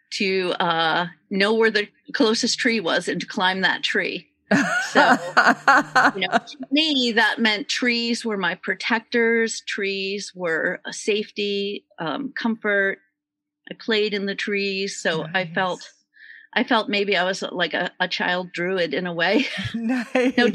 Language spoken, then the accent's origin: English; San Francisco, California, United States; I grew up in San Francisco. We did have a little backyard, but uh, it was, uh, yeah, pretty much city living, city school.